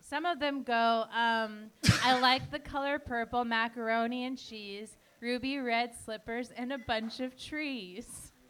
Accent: Portland, United States; I love birds. I have a bunch of bird stuff. I'm from Portland.

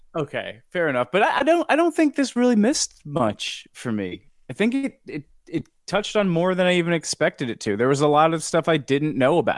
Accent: New York, United States; I'm from New York

